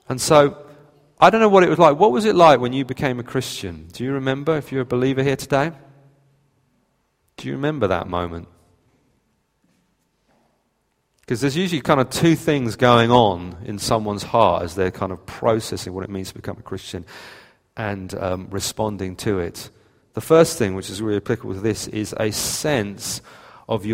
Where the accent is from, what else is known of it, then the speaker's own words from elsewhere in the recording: United Kingdom; we're British